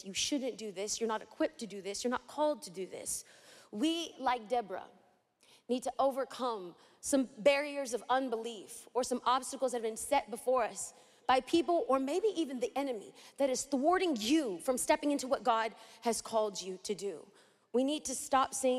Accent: Los Angeles, California, United States; I'm from East

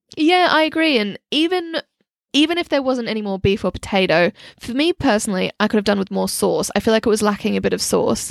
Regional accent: Australia; now in London, United Kingdom; growing up in Australia, we're spoilt with a lot of amazing Thai food

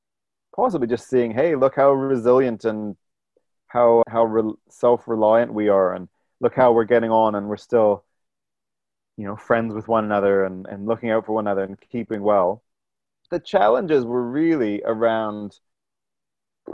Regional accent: Ontario, Canada; moved away as an adult; also born or lived in New Zealand / Sudan; I'm a Canadian who's lived in New Zealand, you know, for 15 years now. And so my family in Canada, certainly in Ontario

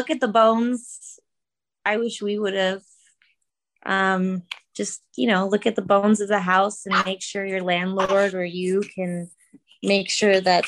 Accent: Minnesota, United States; moved away; I'm from Minnesota

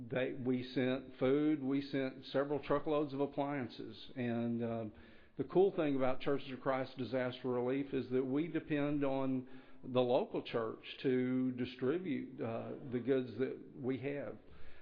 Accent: Floresville, Texas, United States; also born or lived in Dallas, Texas; I grew up in Floresville, Texas. Of course, I've lived most of my adult life in outside of Dallas

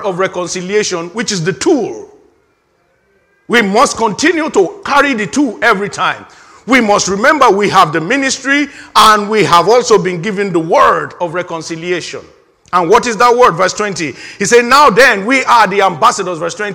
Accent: Nigeria; moved away; In my home country, in the year 1983, we had, for the first time, things have happened in, this is Nigeria now

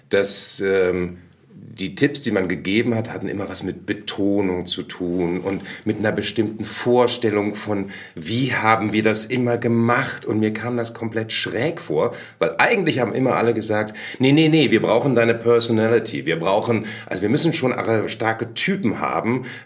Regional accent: Berlin, Germany; also born or lived in Lemgo; Ich bin in Lemgo in Westfalen geboren, aber schon relativ jung nach Berlin gekommen. Das heißt, ich bin eigentlich komplett berlinisch ähm, ja, aufgewachsen. Allerdings nicht so, wie man Ickedette Kicke Berliner sich vorstellt, sondern am Stadtrand.

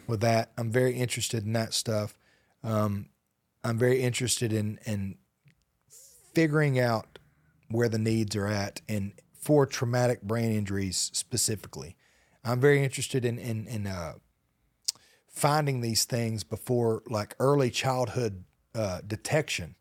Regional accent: Hokes Bluff, Alabama, United States; I'm from Alabama

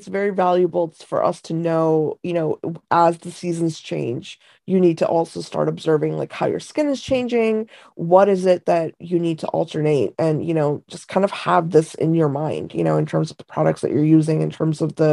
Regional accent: India; moved away; I was born in India, and I grew up with kind of a lot of the Eastern traditions

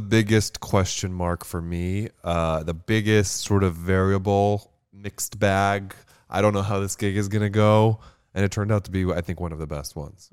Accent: Pembroke Pines, Florida, United States; moved away as an adult; also born or lived in Hialeah, Florida; now in New York City, United States; I grew up in Pembroke Pines, Florida

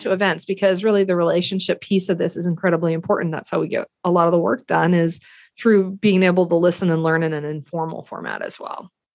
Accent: the Flathead, Montana, United States; I grew up here in the Flathead

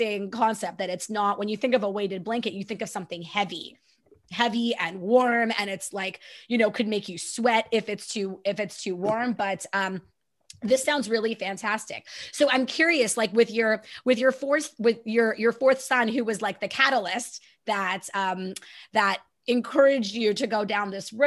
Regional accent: Canada; I'm so Canadian

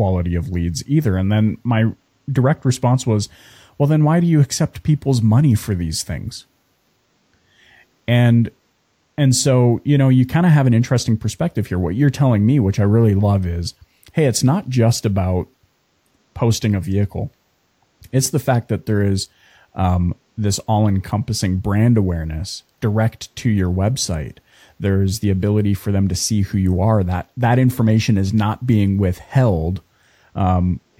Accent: Canada; we were from Canada

